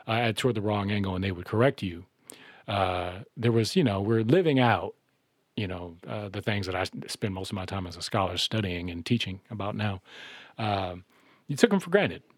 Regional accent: Minneapolis, Minnesota, United States; I was born in the Sumner housing projects in 1978

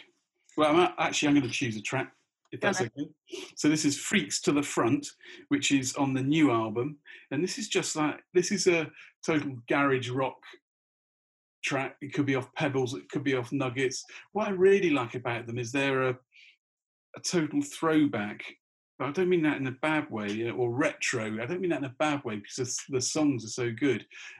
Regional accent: Australia; You know, and I suppose being Australian, I mean, Australia

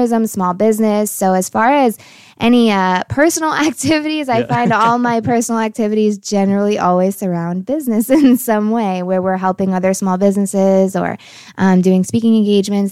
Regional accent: Connecticut, United States; moved away as an adult; now in Texas, United States; I'm originally from Connecticut, and I have pivoted down to Texas

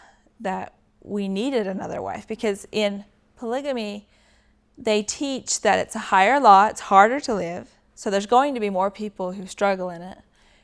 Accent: Sandy, Utah, United States; born there; I was born in Sandy, Utah.

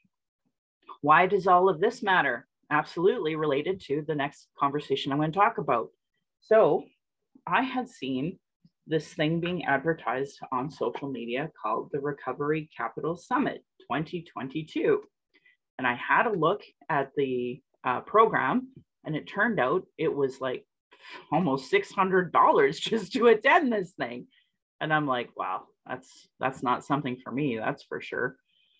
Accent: Calgary, Alberta, Canada; I was born and raised in Alberta

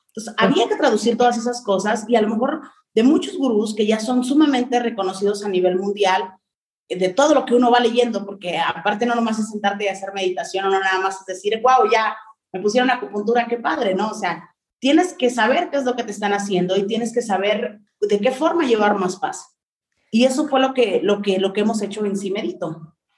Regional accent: Mexico; mi lenguaje o con la forma de expresión que existe en México eran muy distintas

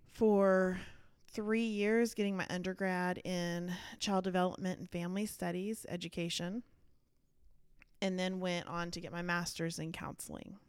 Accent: Dallas, Texas, United States; I was born and raised in Dallas

